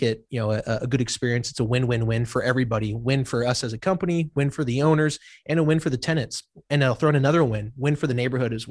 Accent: Las Vegas, Nevada, United States; moved away as an adult; now in Arizona, United States; I'm from Las Vegas, Nevada.

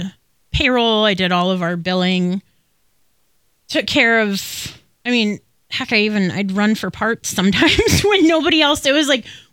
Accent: Oakland County, Michigan, United States; we're from Oakland County

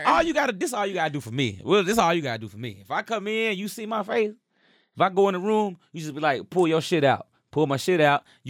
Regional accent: Arkansas, United States; I'm from Arkansas.

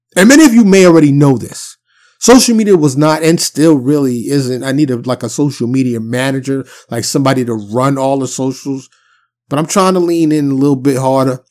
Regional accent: New York City, New York, United States; being born and raised in New York City

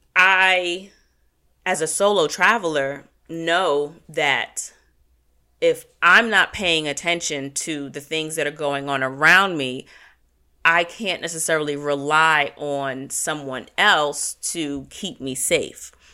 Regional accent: United States; as an American culture

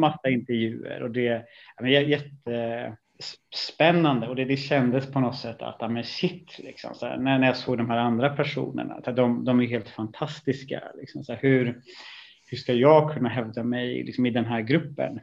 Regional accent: Stockholm, Stockholm County, Sweden; also born or lived in Italy; flyttade vi ut i eh, en stort, eh, ett stort miljonbygge i, i en söderförort till Stockholm. Och det, det är väl egentligen där jag har haft av större delen av eh, ja, min, min uppväxt

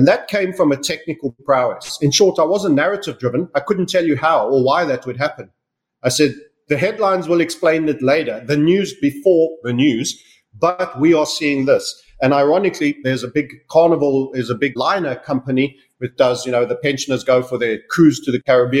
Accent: South Africa; also born or lived in United Kingdom; now in Panama; I was born in Southern Africa. I left South Africa

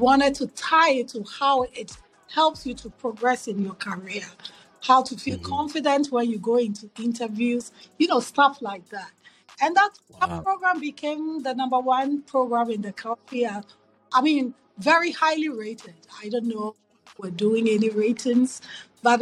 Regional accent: Accra, Greater Accra, Ghana; moved away as an adult; also born or lived in New York City / Philadelphia; now in United States; So growing up in Ghana, I grew up in Accra

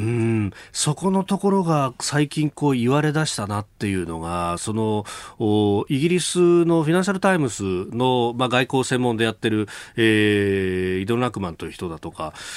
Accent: Yokosuka, Kanagawa, Japan; 私、横須賀の出身なんですが

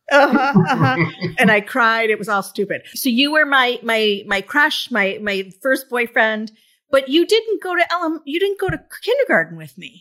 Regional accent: Birmingham, Michigan, United States; you and I grew up in Birmingham, Michigan

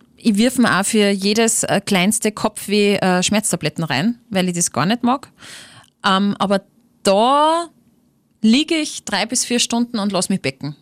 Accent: Upper Austria, Austria; das ist meine Heimat, das ist mein Oberösterreich

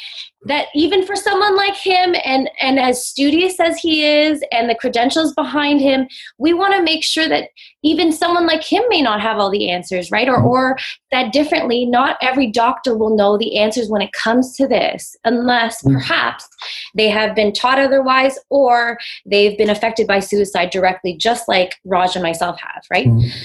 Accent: Toronto, Ontario, Canada; if you don't know, I'm from Toronto. I'm out in Canada.

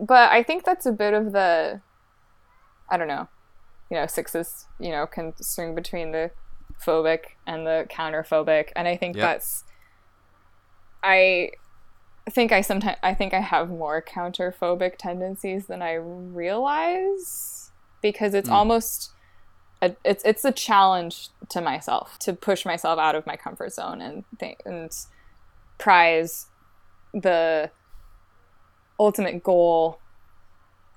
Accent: Olympia, Washington, United States; moved away as an adult; also born or lived in Chicagoland / Newberg, Oregon; I'm originally from Olympia, Washington.

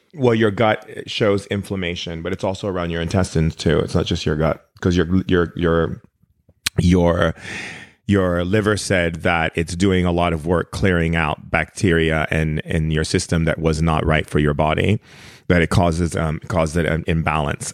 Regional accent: Oahu, Hawaii, United States; moved away; I spent a lot of time growing up in Hawaii as a kid, uh, in Oahu, because my dad remarried to my stepmom who's Hawaiian.

